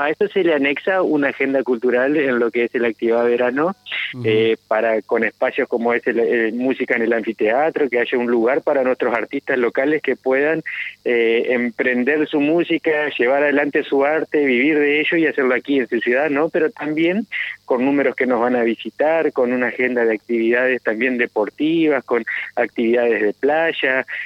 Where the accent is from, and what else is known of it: Paraná, Entre Ríos, Argentina